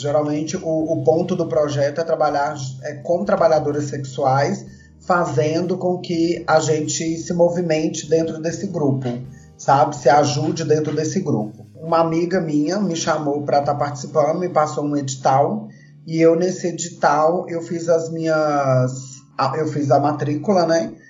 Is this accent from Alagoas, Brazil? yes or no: no; Belo Horizonte, Minas Gerais, Brazil; Eu moro em Belo Horizonte, sou, sou daqui, sou mineira, tá? Nasci em BH